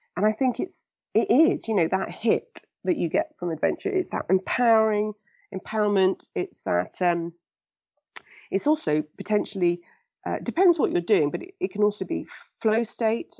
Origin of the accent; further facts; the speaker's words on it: England, United Kingdom; I was born in England and raised in England